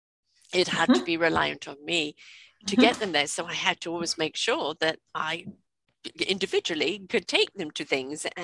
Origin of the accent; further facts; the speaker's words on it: England, United Kingdom; moved away; I grew up in England, and I grew up with people that used to come and clean the house.